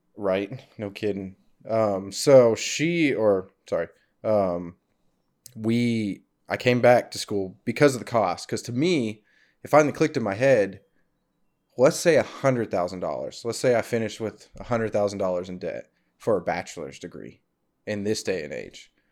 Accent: Fort Gibson, Oklahoma, United States; also born or lived in Arizona; I grew up in Fort Gibson, Oklahoma

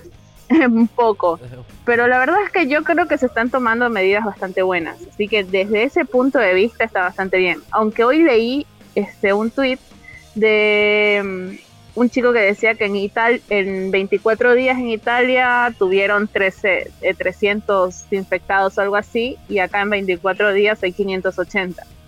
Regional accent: Machala, El Oro, Ecuador; moved away; yo nací en Machala

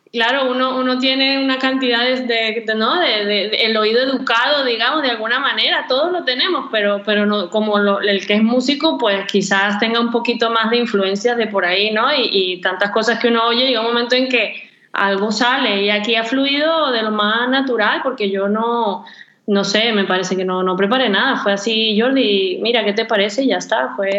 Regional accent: Venezuela; moved away as an adult; also born or lived in Spain; now in Barcelona, Spain; tengo 13 años en España, yo soy venezolana

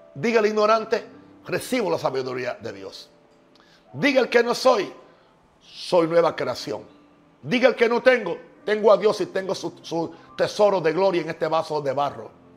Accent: Puerto Rico; now in United States; yo soy de Estados Unidos, nací en Puerto Rico

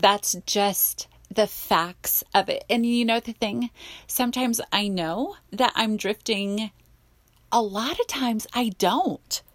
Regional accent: Simi Valley, California, United States; accent: Valley Girl; I grew up in the Valley

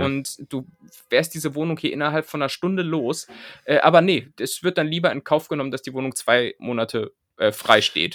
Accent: near Bad Pyrmont, Lower Saxony, Germany; moved away; ziehe ich jetzt ganz in die Nähe äh, meiner Heimat. Ähm, es geht quasi tatsächlich in den, in den in die Nachbarstadt äh, meines Aufwuchsortes

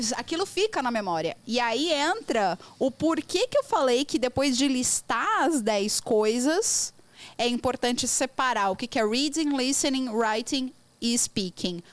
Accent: Brazil; first language Portuguese; Eu sou brasileira, tô aprendendo inglês

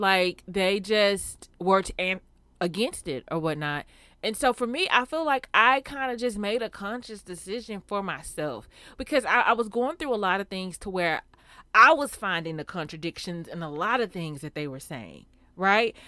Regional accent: Houston, Texas, United States; I'm from Houston

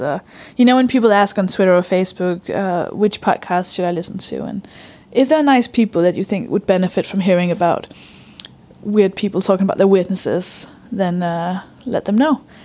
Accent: Denmark; English is a second language; moved away; I'm from Denmark, by the way. I don't speak English

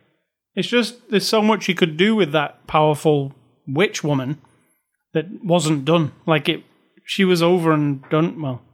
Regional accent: United Kingdom; Now, first thing is, I'm British, so her phony British accent was really nagging.

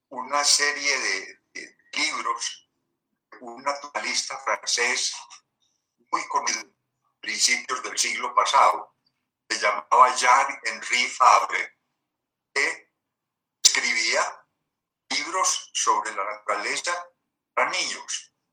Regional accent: Medellín, Antioquia, Colombia; nací en Medellín 1943.

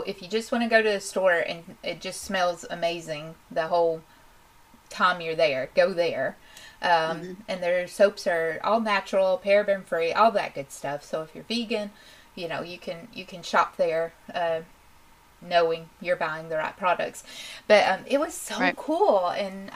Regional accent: Tennessee, United States; proud to be a Tennessean

